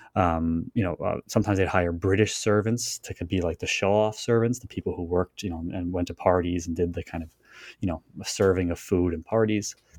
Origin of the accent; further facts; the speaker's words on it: Long Island, New York, United States; I was born on Long Island